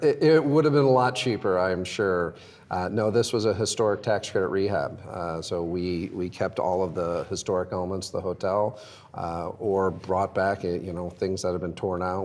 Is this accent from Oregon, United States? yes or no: no; Omaha, Nebraska, United States; moved away as an adult; also born or lived in East Coast / Chicago; I grew up in Omaha in the 70s and 80s, and it was actually it was a down on its luck city back then.